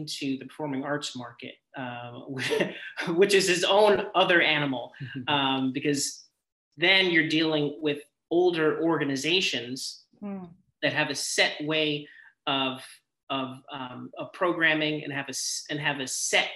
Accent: Miller Place, New York, United States; moved away as an adult; also born or lived in Brooklyn, New York / Boston / Texas; I grew up in Suffolk County, in Miller Place, very small town in Long Island

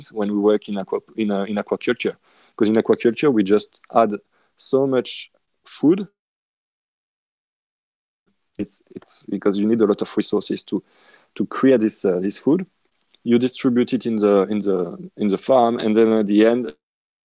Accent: west side of France, western France, France; accent: French; English is a second language; now in Australia; where I come from, I mean, in France, on the west side of France, because yes, I'm French. I live in Australia, but obviously you can tell with my accent

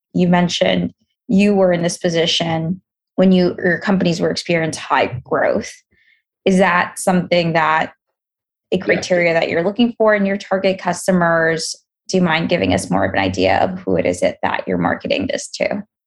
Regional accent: New York City, New York, United States; I'm from Queens

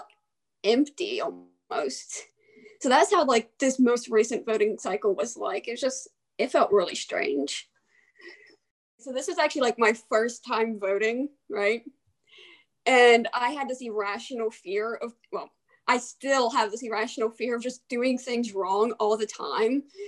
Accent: Aberdeen, Maryland, United States; also born or lived in Havre de Grace, Maryland; now in Frostburg, United States; I am originally from the Aberdeen Havre Grace area. I lived in both cities most of my childhood.

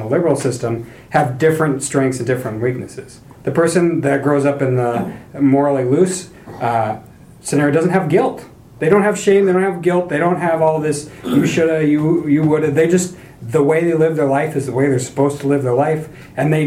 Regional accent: North Idaho, United States; I'm from North Idaho.

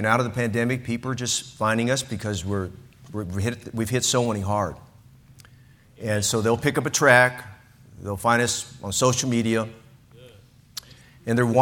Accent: San Francisco Bay Area, California, United States; I'm from the San Francisco Bay Area

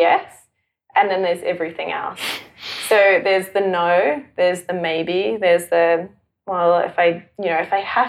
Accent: Johannesburg, Gauteng, South Africa; also born or lived in Auckland, New Zealand; now in Melbourne, Australia; I grew up in Johannesburg in South Africa with a really, like, super loving family, a very Christian family. And I went to Christian school and then we moved to New Zealand and to Auckland

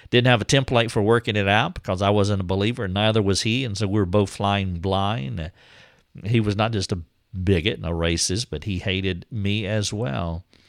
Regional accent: the South, United States; I'm from the South.

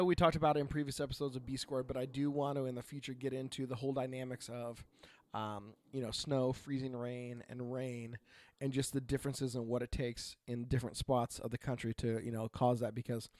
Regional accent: Oregon, United States; So I am … from Oregon.

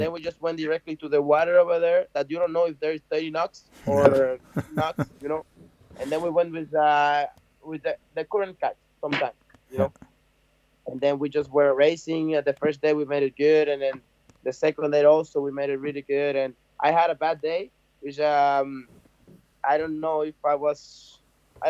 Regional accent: Cabarete, Puerto Plata, Dominican Republic; I'm from Cabarete

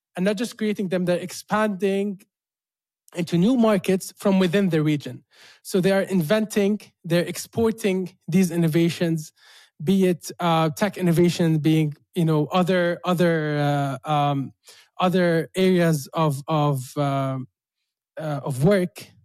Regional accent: Jordan; living in Jordan, like born and raised in Jordan

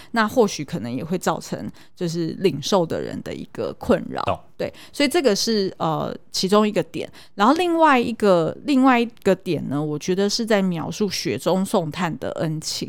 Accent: Taiwan; 我们是台湾人

